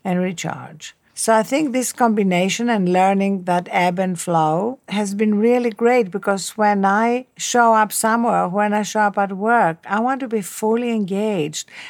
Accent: Athens, Attica, Greece; English is a second language; moved away as an adult; also born or lived in Cambridge; Athens, Greece, where I was brought up

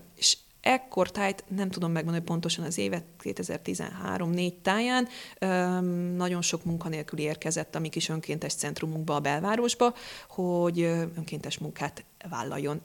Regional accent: Dombóvár, Tolna, Hungary; moved away as an adult; now in Pécs, Hungary; Én egy kis városból jövök, Dombováron születtem

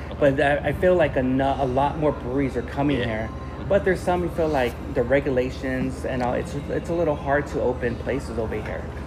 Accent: Long Beach, California, United States; also born or lived in Wilmington, California; I was born in Long Beach Memorial Hospital. I used to live in the harbor area mm-hmm. in Wilmington

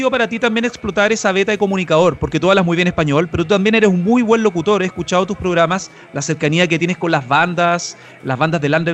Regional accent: Chile; Yo soy chileno también

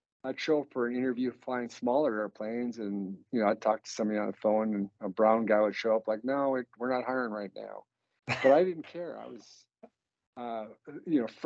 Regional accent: Canada; we've been in the same location for about 20,000 years. So I was born and raised on a reservation

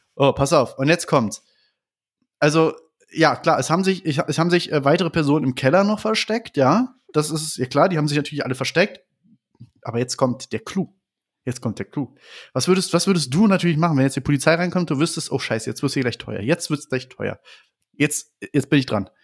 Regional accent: Berlin, Germany; ich komme aus Berlin

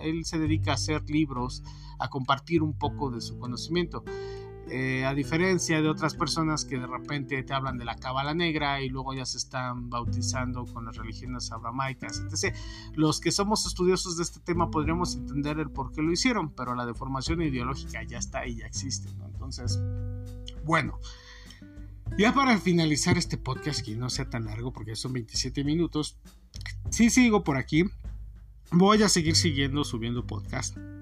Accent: Mexico; nosotros como mexicanos

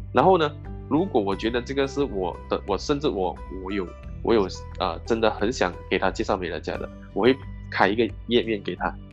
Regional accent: Malaysia; also born or lived in Singapore; 我是来自马来西亚的

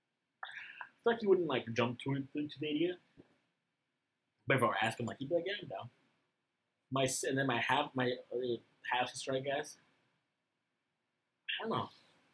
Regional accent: Mexico; I'm from Mexico, not from fucking Alabama

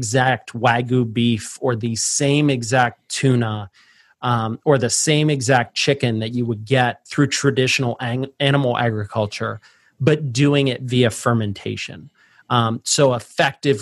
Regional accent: Pittsburgh, Pennsylvania, United States; I was born and raised in Pittsburgh where we put French fries on our sandwiches

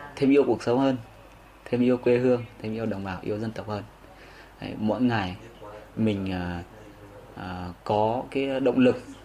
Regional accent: Y Tý, Lào Cai, Vietnam; ở y tí ở quê hương mình

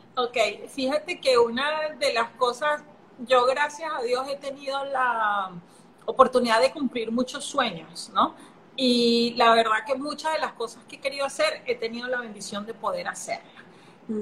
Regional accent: Venezuela; moved away as an adult; also born or lived in Brazil / Singapore; now in Panama; soy venezolana, hace casi 13 años que salí de Venezuela, me fui a vivir a Brasil, después de Brasil me fui a vivir a Singapur, después volví a Brasil, de Brasil en Panamá

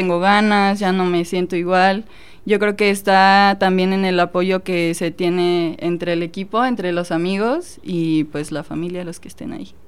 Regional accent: Cortázar, Guanajuato, Mexico; moved away as an adult; now in Celaya, Mexico; yo soy de Cortázar.

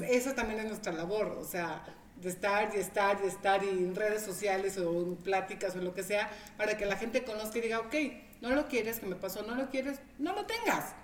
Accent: Veracruz, Mexico; now in Tehuacán, Mexico; yo soy de Veracruz

